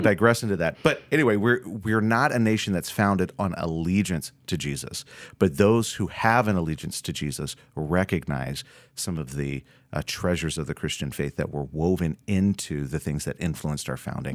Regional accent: Florida, United States; now in Minnesota, United States; I grew up doing in Florida

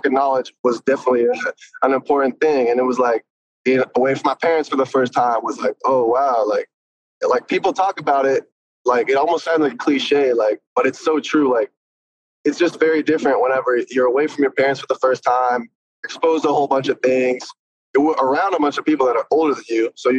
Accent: North Carolina, United States; born there; also born or lived in Philadelphia / Ventura County / New Jersey / San Diego; So I was born in North Carolina. Then like 2 years later, I moved to Philly. 2 years later, I moved to like Ventura County around Thousand Oaks. And then I moved to New Jersey. And then I came back and I moved to SD.

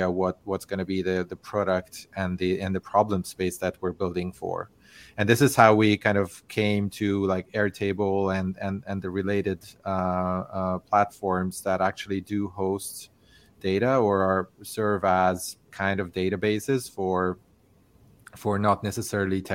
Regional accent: Hungary; moved away as an adult; also born or lived in Barcelona, Spain; now in California, United States; I'm originally from Hungary.

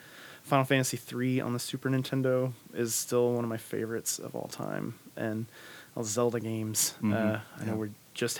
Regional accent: Georgia, United States; So I grew up in Georgia, and in middle school, started going to a Southern Baptist church, kind of simple, small-town Southern Baptist church.

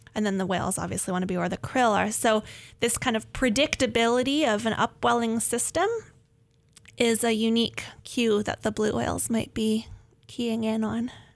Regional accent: Northern California, United States; moved away; I grew up in Northern California near the coast

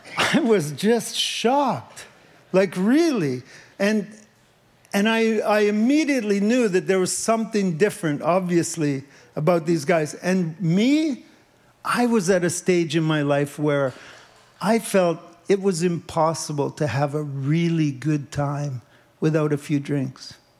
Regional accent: Leamington, Ontario, Canada; moved away; I grew up in Leamington, Ontario, and my dad was actually a tomato farmer

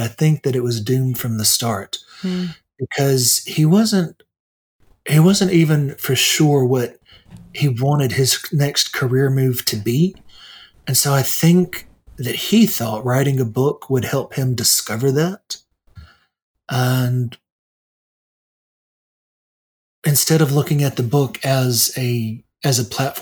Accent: United States; I'm an American too

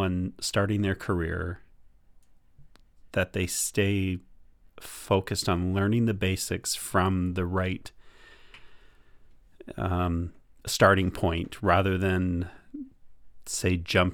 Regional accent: Canada; for North Americans, and that's where I come from, I'm Canadian out of, by British parents.

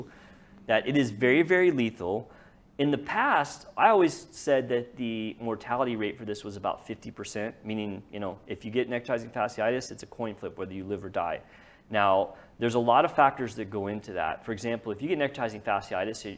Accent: Lewisville, Texas, United States; I grew up on the lake. I grew up there.

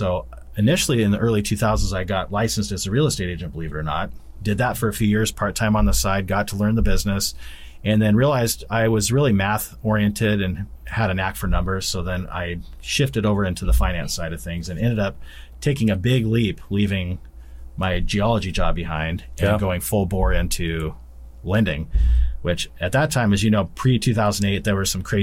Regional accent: Albany, Oregon, United States; I was born in Albany, Oregon

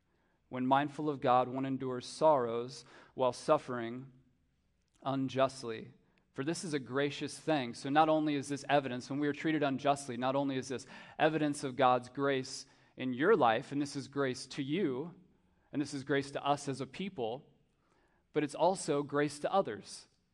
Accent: United States

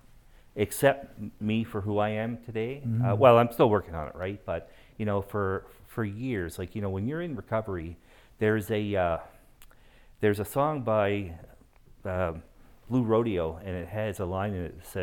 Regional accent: Moncton, New Brunswick, Canada; moved away as an adult; now in Calgary, Canada; I am originally from Moncton, New Brunswick.

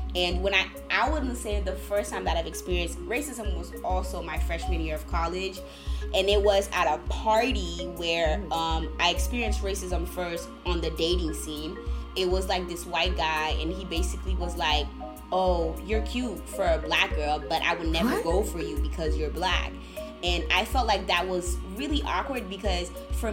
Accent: Haiti; now in United States; I also grew up and I was born and raised in Haiti.

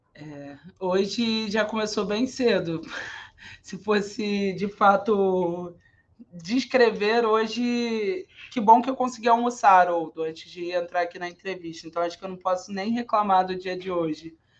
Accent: Rio de Janeiro, Brazil; Eu sou cria do São Carlos, lá a comunidade do centro do Rio de Janeiro, filha de favelados e neta de nordestino

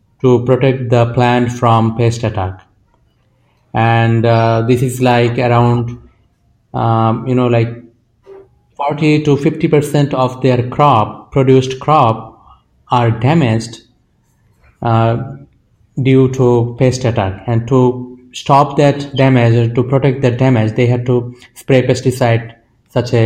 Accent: Bangladesh; I am from Bangladesh and I have traveled across the country

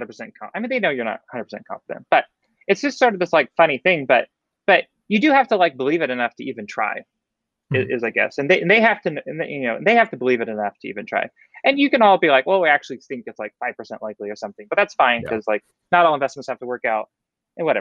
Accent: Oregon, United States; I grew up in the Northwest, so that's like in Oregon

